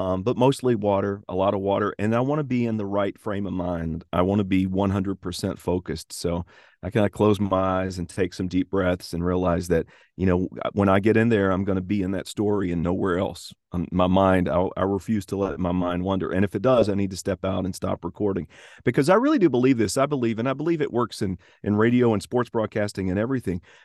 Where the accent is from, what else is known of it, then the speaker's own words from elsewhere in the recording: Tennessee, United States; accent: Tennessee accent; subtle Southern; I'm from the state of Tennessee